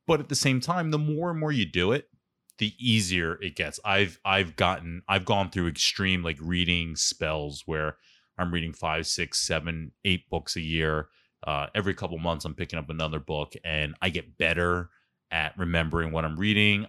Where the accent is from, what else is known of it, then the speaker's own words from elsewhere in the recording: Philadelphia, Pennsylvania, United States; accent: Philly; moved away as an adult; also born or lived in Stamford, Connecticut; it took a month for people to hook onto my accent. I never realized how Philly I was